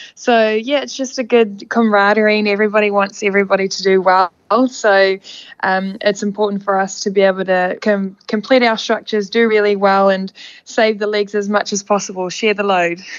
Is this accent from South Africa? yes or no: yes; South Africa; now in New Zealand; my home country